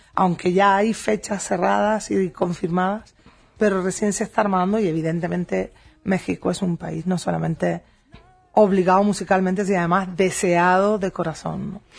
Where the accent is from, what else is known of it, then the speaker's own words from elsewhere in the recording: Spain; en la ciudad de Madrid, en España, en, mi tierra